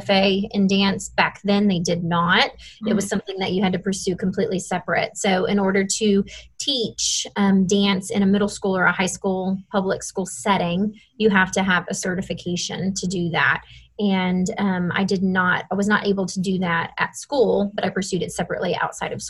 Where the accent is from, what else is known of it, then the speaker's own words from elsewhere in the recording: Dallas, Texas, United States; moved away as an adult; also born or lived in Austin, Texas; now in Fort Worth, United States; I was born and raised in Dallas and then went to school in Austin